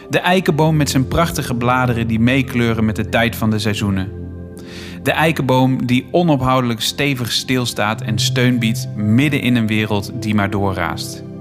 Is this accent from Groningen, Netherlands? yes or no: no; Bergeijk, North Brabant, Netherlands; now in Utrecht, Netherlands; Die komt van mijn geboorteplaats eigenlijk.